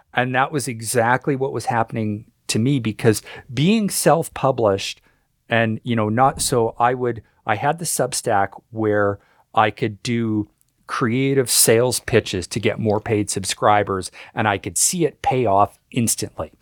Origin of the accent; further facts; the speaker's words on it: Canada; I'm Canadian